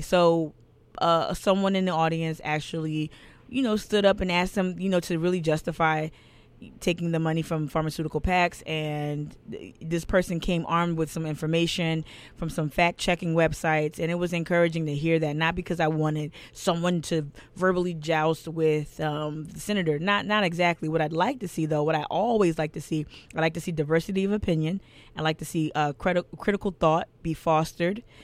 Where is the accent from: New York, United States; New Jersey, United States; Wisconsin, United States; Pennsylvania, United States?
New Jersey, United States; now in Charleston, United States; I'm from New Jersey originally